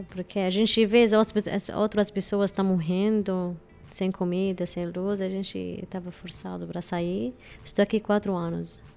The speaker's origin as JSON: {"language": "Portuguese", "country": "Syria", "second_language": "Portuguese", "moved": "as an adult", "lives_now": "Brazil", "said": "sou da Síria."}